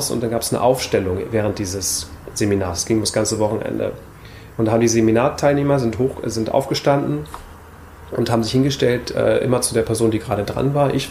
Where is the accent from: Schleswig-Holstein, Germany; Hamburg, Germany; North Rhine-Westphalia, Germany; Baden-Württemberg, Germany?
Hamburg, Germany; geboren in Hamburg und aufgewachsen in Hamburg.